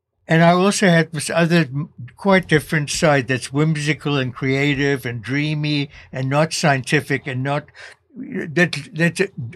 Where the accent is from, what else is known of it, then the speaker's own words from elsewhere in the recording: South Africa; moved away as an adult; now in United States; growing up in South Africa as a white South African of Jewish parents